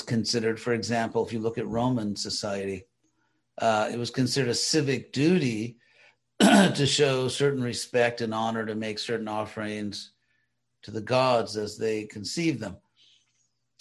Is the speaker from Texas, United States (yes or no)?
no; Los Angeles, California, United States; where I grew up in Los Angeles, they call people Angelinos.